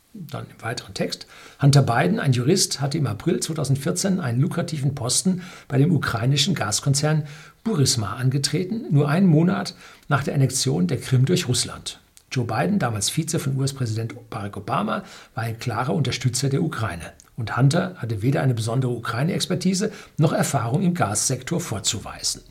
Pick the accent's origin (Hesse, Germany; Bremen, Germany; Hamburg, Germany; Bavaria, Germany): Bavaria, Germany; Bei uns in Bayern